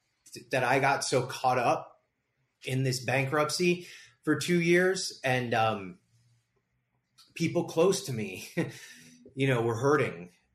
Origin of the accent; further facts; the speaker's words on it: Las Vegas, Nevada, United States; there's a lot of work to be done here in my hometown, Las Vegas.